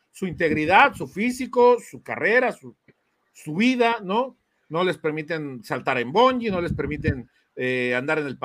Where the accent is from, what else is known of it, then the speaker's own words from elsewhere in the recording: Guadalajara, Jalisco, Mexico; los que somos de acá de Guadalajara